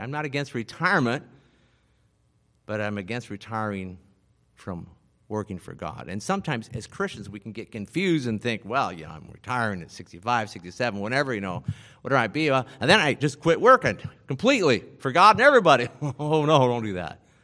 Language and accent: English; Iowa, United States; also born or lived in Las Vegas, Nevada; my father died when I was seven and we moved to Iowa from Vegas